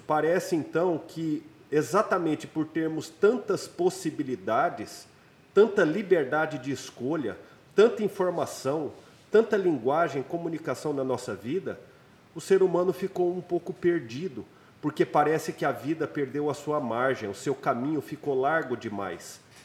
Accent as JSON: {"language": "Portuguese", "town": "Goiânia", "region": "Goiás", "country": "Brazil", "tie": "born or raised there", "said": "Em Goiânia, né, na minha cidade natal"}